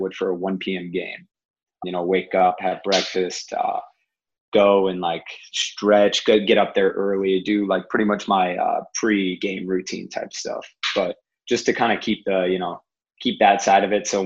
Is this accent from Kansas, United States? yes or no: no; about 40 minutes from Toledo, Ohio, United States; 40 minutes from my hometown